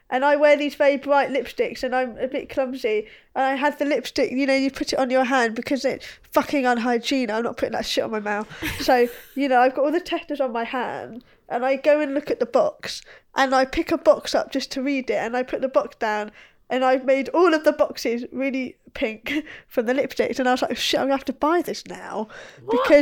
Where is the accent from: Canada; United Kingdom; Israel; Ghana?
United Kingdom; England; I'm telling myself this because I want to feel better about being English.